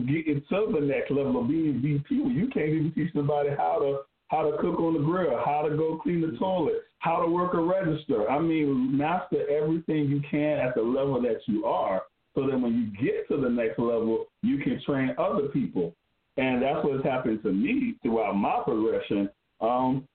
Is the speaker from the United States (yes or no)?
yes; Spartanburg, South Carolina, United States; I'm from Spartanburg, South Carolina